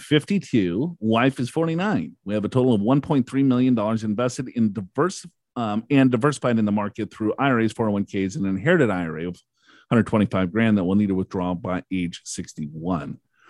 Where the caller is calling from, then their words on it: California, United States; And I'm from California.